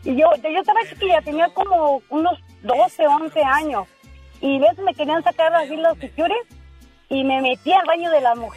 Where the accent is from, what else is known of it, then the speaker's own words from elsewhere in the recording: La Barca, Jalisco, Mexico; Sí, ah, yo, yo soy de La Barca, Jalisco, de, de, ahí de donde, del rancho de, de Vicente.